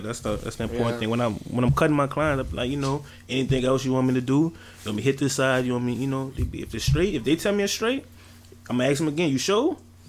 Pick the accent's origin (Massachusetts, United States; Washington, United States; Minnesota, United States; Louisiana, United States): Louisiana, United States; Slidell; also born or lived in New Orleans; I've been in Slidell for a minute. Okay. Like, since like fourth grade. I came after Katrina. So, I mean, I guess you could say I'm from Slidell.